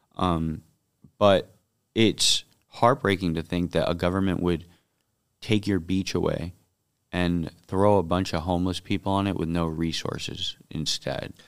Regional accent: Miami, Florida, United States; my hometown and the district I was born in, grew up

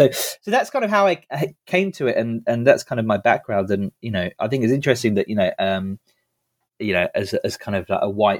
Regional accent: South of England, United Kingdom; So I grew up in the south of England.

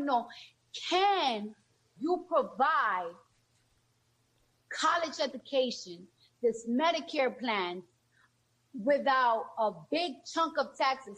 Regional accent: New York City, New York, United States; I'm from New York

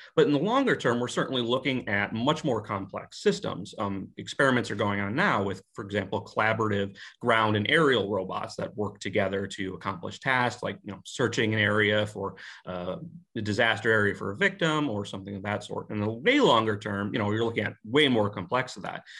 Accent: United States; being an American

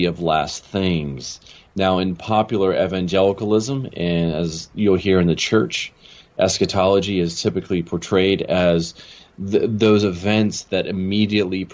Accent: Maryland, United States; moved away as an adult; also born or lived in California / Chicago, United States / Los Angeles, United States; now in Jackson, United States; I grew up in Maryland. And I spent pretty much all the way through high school there

